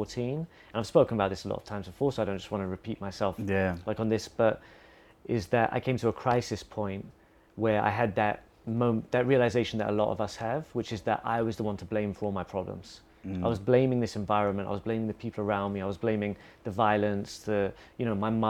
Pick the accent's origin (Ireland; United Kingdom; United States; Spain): United Kingdom; England; now in Bali, Indonesia; growing up in England